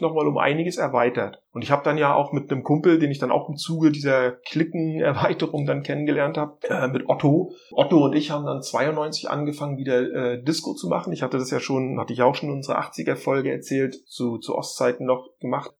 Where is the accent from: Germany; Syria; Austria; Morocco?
Germany; northern East Germany; Als Ossi